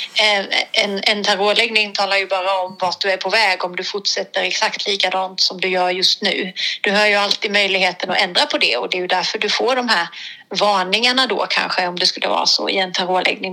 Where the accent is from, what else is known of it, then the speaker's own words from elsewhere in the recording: Blekinge, Sweden; also born or lived in Hemsjö / Ryd; jag är faktiskt från Blekinge från början